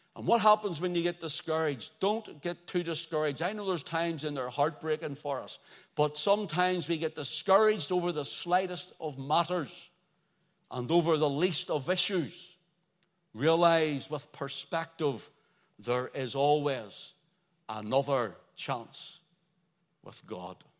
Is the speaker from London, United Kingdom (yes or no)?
no; Belfast, Northern Ireland, United Kingdom; growing up in Belfast